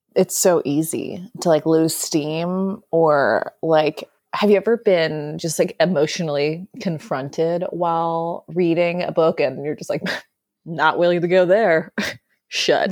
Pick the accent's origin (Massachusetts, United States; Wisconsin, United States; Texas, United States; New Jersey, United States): Wisconsin, United States; also born or lived in New Orleans; now in New York, United States; I lived in New Orleans before this, And I grew up in Wisconsin before that.